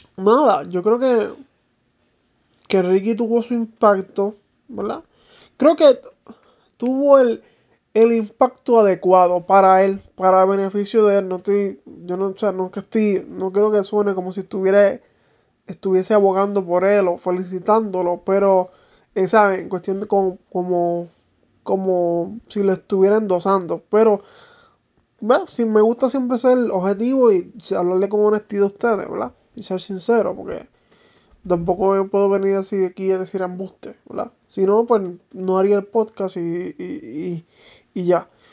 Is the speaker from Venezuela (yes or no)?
no; Manatí, Puerto Rico; mi pueblo de Manatí